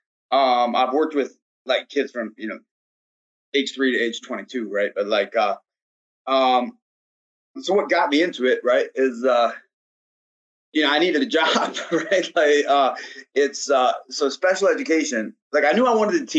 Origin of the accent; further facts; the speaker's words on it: Gladwin, Michigan, United States; I'm from Michigan. All right, Michigan's kind of a backwoods type place, kind of an outdoorsy type place. And then I'm from a small town, like as small as you can get, kind of not as small. We got three stoplights. We got three stoplights in Gladwin, right? So like, we just played sports all the time. Like that's all you did as a kid.